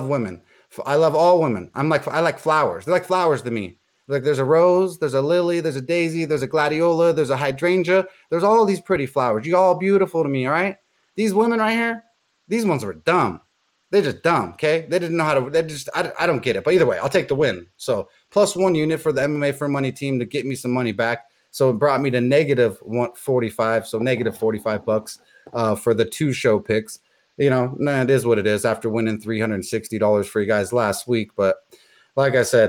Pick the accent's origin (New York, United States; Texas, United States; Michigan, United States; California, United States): California, United States; Los Angeles; I'm from Los Angeles